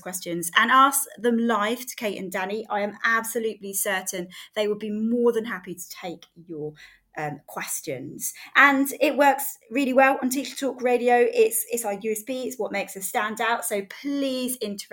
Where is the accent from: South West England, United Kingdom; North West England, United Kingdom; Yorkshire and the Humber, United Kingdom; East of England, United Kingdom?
East of England, United Kingdom; Bovingdon; used to live in Bovingdon